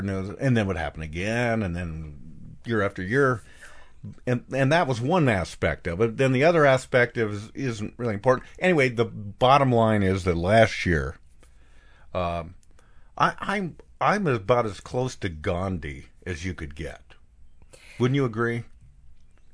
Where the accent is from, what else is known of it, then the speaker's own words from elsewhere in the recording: Bend, Oregon, United States; moved away; my hometown of Bend, Oregon.